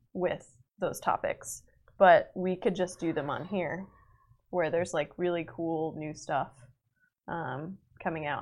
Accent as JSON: {"language": "English", "region": "Massachusetts", "country": "United States", "moved": "yes", "said": "I'm supposed to go home to Massachusetts"}